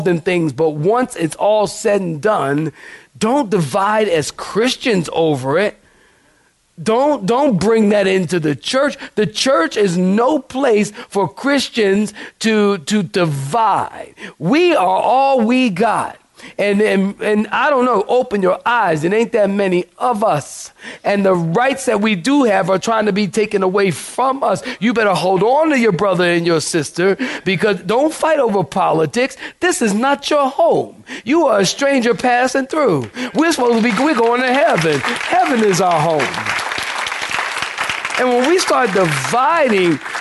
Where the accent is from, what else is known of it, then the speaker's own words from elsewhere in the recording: Philadelphia, Pennsylvania, United States; I'm a city boy. I'm from Philadelphia